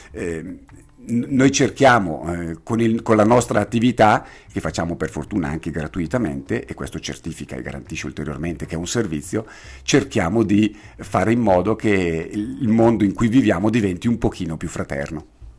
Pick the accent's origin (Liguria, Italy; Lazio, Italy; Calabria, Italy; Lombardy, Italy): Lombardy, Italy; Bergamo; io abitavo a Redona da piccolo, Redona è a Bergamo per chi eventualmente non lo sapesse